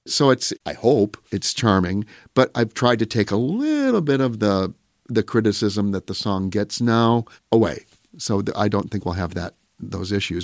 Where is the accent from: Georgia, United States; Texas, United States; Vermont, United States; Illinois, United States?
Illinois, United States; Pecatonica; I grew up in Pecatonica playing the organ for church